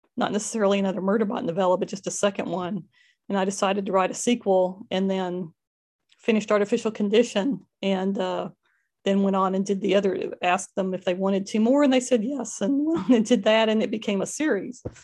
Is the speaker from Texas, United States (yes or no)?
yes; Fort Worth, Texas, United States; I grew up in Fort Worth